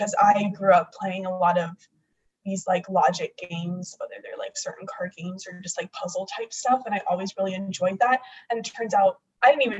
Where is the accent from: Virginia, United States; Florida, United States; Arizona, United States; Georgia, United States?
Arizona, United States; growing up in Arizona